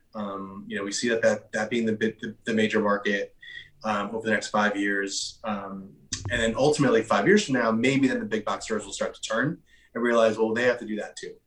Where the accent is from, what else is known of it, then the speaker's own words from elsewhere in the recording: New York, United States; I'm originally from New York. I, am born and raised here